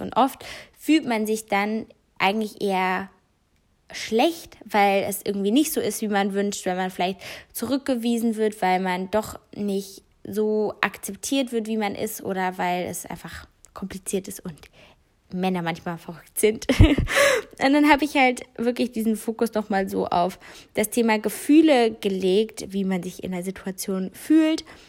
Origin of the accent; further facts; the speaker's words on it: North Rhine-Westphalia, Germany; bei uns in NRW